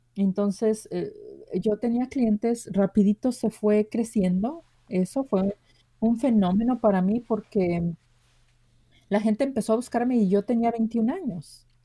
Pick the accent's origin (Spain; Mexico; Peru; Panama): Mexico; Guadalajara, Jalisco; yo nací en Guadalajara, Jalisco. Nací en una colonia muy humilde de Guadalajara